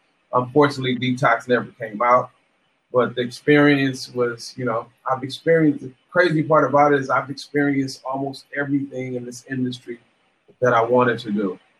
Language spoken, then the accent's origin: English; West Coast, United States; I'm from the West Coast. I'm influenced a lot by ….